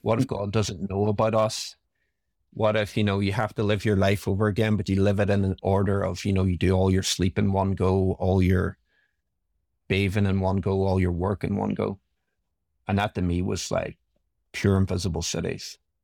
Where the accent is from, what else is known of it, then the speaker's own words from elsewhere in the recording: Derry, Northern Ireland, United Kingdom; grew up in Northern Ireland in a town called Derry